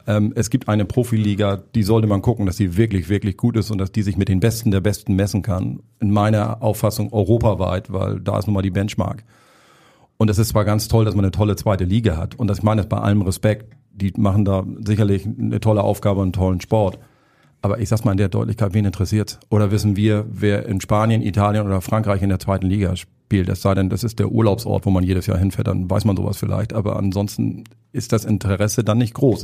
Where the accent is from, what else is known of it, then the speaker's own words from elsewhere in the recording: Hamburg, Germany; ich bin gebürtiger Hamburger auch, also ich verstelle mich jetzt hier nicht mit der Stimme, mein Dialekt ist so